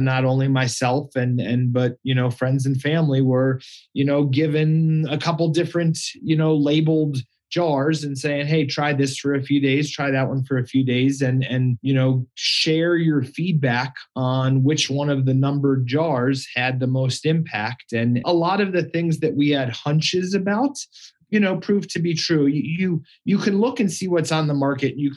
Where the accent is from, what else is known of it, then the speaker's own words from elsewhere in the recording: Colorado, United States; going to college in Boulder and growing up in Colorado